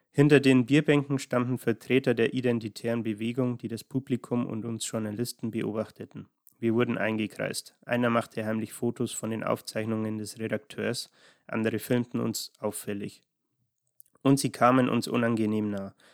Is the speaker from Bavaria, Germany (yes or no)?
yes; Munich, Bavaria, Germany; dachte ich, komme ich als gebürtiger Münchner und Lokalpatriot einfach mal vorbei.